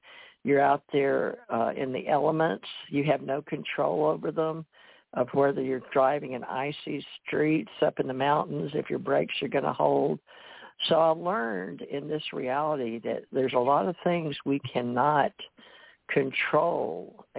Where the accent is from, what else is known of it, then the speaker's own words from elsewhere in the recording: United States; And that's the way I was raised to believe in America. I wasn't raised in India or other people out of country.